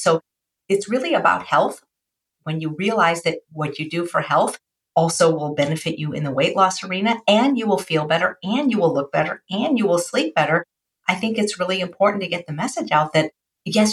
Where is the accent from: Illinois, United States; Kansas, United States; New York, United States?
Illinois, United States; Chicago; I was the 4th of 4 children growing up in Chicago